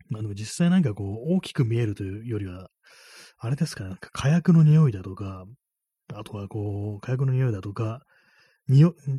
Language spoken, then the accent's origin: Japanese; Tokyo, Japan; 東京生まれ